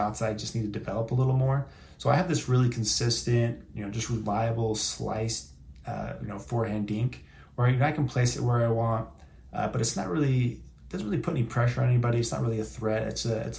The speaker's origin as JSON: {"language": "English", "town": "Boise", "region": "Idaho", "country": "United States", "said": "I'm from Boise, Idaho"}